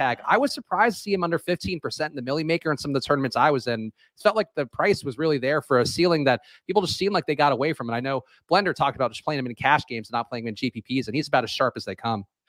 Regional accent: New York, United States; growing up in New York.

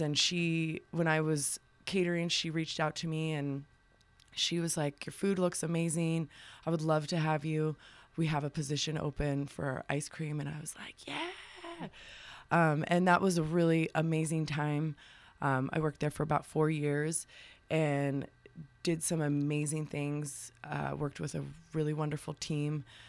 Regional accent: Tucson, Arizona, United States; also born or lived in Bisbee, Arizona; raised in Tucson.

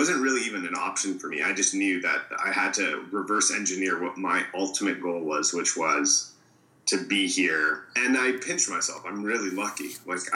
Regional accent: Alberta, Canada; moved away as an adult; now in Los Angeles, United States; I was born in Alberta, Canada, and about 8 years ago, I came here to pursue a career in the entertainment industry

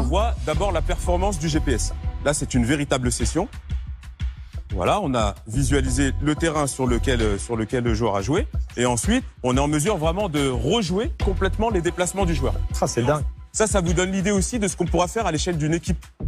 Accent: Rouen, Normandy, France; je viens de Rouen, en Normandie

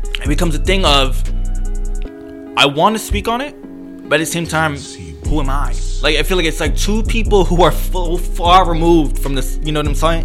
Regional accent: Puerto Rico; now in United States; I'm Puerto Rican

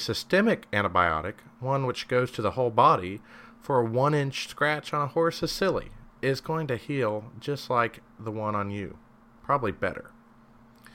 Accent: Kentucky, United States; I'm from Kentucky. Everyone but me watches basketball here

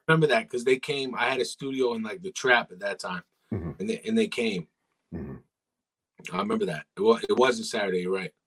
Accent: Ajax, Ontario, Canada

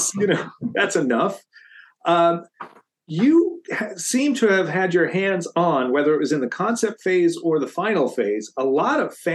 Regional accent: East Coast, United States; I'm East Coast

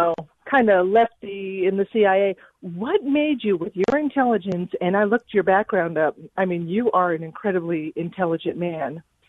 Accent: United States; Well, I'm an American. I'm always thankful.

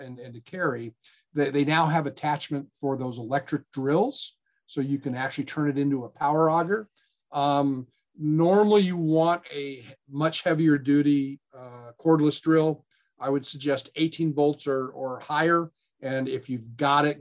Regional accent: Black Hills of South Dakota, United States; now in Nevada, United States; I'm from the Black Hills of South Dakota

